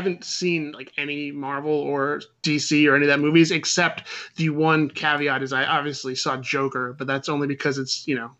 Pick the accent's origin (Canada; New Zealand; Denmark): Canada; And yeah, and you know, I'm Canadian, so fucking I love hockey and whatever else his stupid shit was.